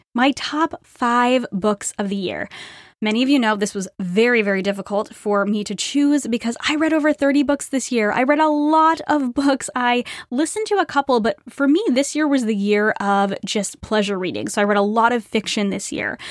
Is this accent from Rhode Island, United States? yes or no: yes; Rhode Island, United States; moved away as an adult; I grew up in Rhode Island